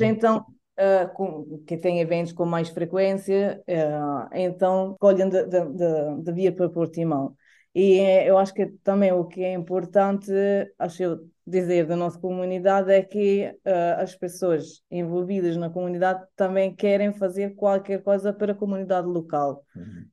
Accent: Italy; Portuguese is a second language; moved away as an adult; now in Alvor, Portugal; eu sou italiana, uh, moro aqui em, em Alvor uh, desde 2018.

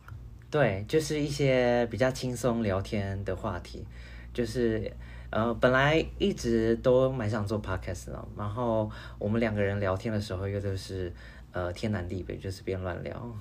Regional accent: Taiwan; 我的出生地在台湾嘛

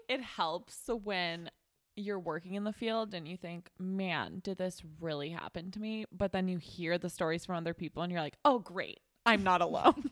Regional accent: Chicago, Illinois, United States; I'm from Chicago, so I'm from a big

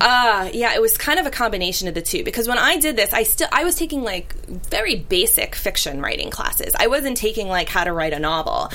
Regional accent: New York City, New York, United States; growing up in Brooklyn

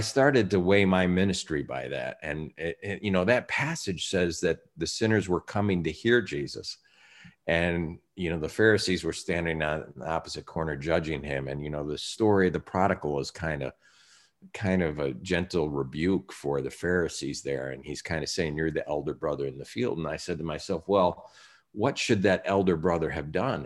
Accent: Chicago, Illinois, United States; Chicago, my hometown

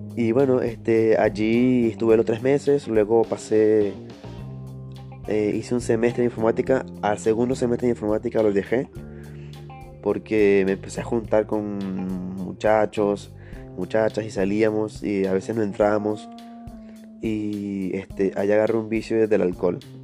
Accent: Ciudad Bolívar, Bolívar, Venezuela; moved away as an adult; also born or lived in Caracas; tuve que devolverme a, Ciudad Bolívar, a mi tierra natal

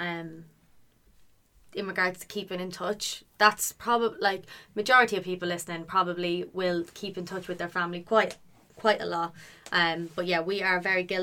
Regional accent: Ireland; now in United Kingdom; I'm Irish

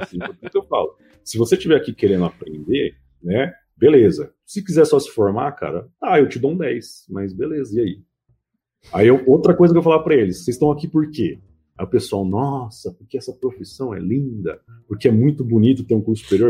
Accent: Mauá, São Paulo, Brazil; Eu sou do ABC de São Paulo, né, de Mauá

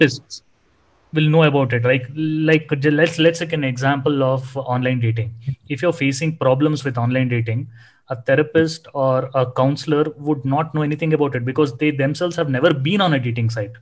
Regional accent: Bangalore, Karnataka, India; I'm a Bangalorean. I was born and brought up in Bangalore.

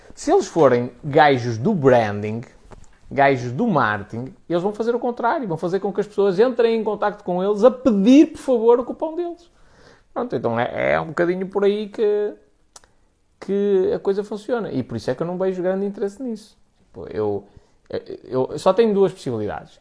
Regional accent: the North, Norte, Portugal; Aqui no Norte é. Nós somos muito diretos nas coisas

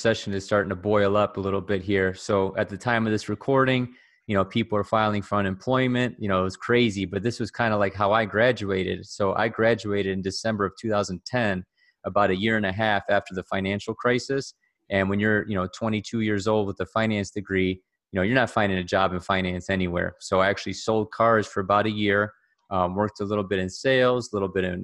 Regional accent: Cleveland, Ohio, United States; born and raised in Cleveland, Ohio, just a regular guy

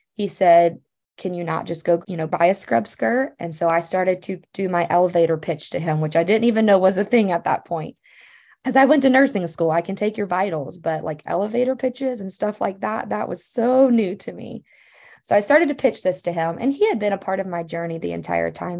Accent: Louisiana, United States; moved away as an adult; now in Missouri, United States; growing up in Louisiana

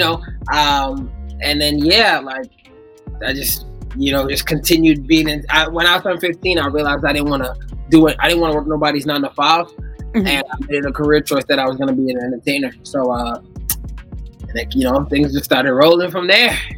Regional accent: New York, United States; I'm from New York

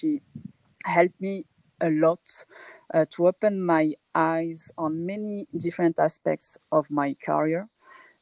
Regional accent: France; moved away as an adult; also born or lived in Paris, France; now in Morocco; I was born and raised in France

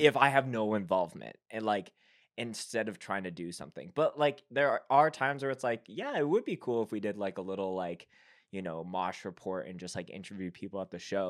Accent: Winnipeg, Manitoba, Canada; being from Winnipeg, I grew up on comeback kid. That's, like, my hometown hero band

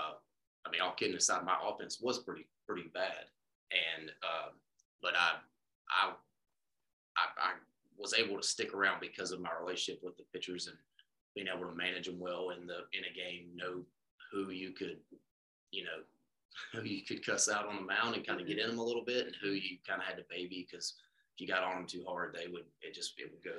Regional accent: Huntsville, Alabama, United States; I'm from Huntsville

